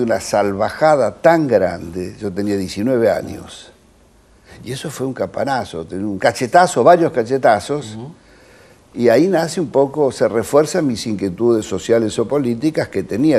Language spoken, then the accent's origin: Spanish; Olivos, Buenos Aires Province, Argentina; Mi padre un médico, nacimos en Olivos